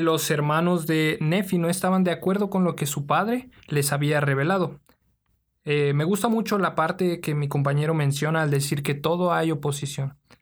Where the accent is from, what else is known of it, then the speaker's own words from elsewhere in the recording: Mexico City, Mexico; de la Ciudad de México